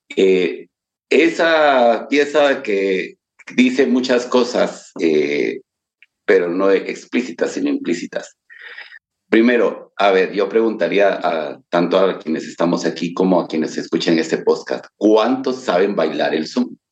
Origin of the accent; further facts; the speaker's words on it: Guatemala; nos sentimos guatemaltecos